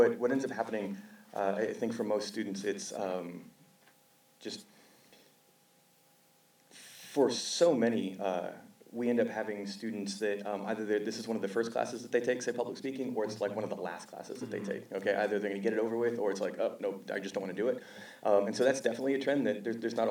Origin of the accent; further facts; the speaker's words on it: South Texas, United States; moved away as an adult; now in California, United States; Born and raised in South Texas.